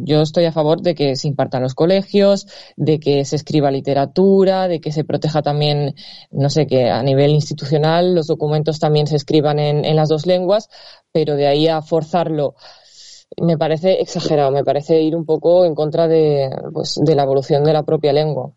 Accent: Valencia, Valencian Community, Spain; Yo soy de Valencia y aquí el valenciano también es una lengua oficial

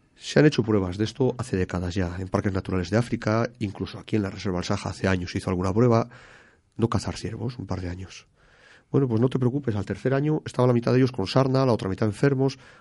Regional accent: Spain

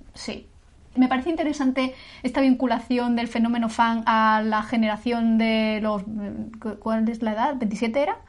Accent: Castilla-La Mancha, Spain; moved away as an adult; now in Granada, Spain; yo soy manchega de nacimiento, sí que es verdad que soy un poco granadina de adopción porque llevo aquí viviendo 19 años casi

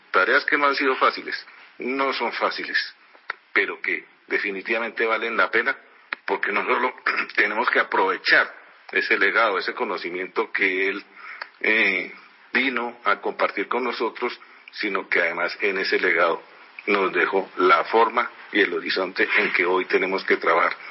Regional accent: Colombia; nosotros como colombianos

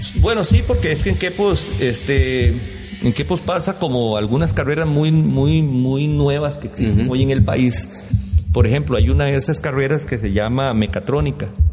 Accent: Quepos, Puntarenas, Costa Rica; also born or lived in San José; el tiempo de nuestra, mm, creo que adolescencia y juventud aquí en Quepos

